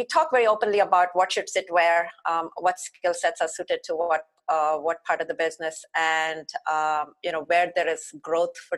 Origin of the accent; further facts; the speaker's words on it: India; moved away as an adult; now in Mountain View, United States; growing up in India as a young girl, I did most of my middle school and beyond schooling at my grandparents